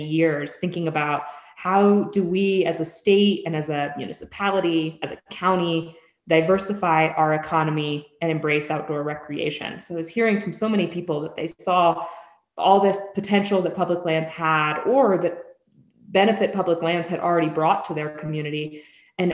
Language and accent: English; Colorado, United States; now in New Mexico, United States; I grew up in Colorado, where I had easy access to public lands